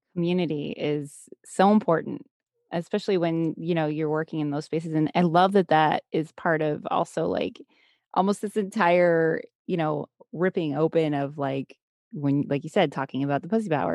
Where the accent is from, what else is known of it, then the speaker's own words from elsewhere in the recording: United States; growing up in the States here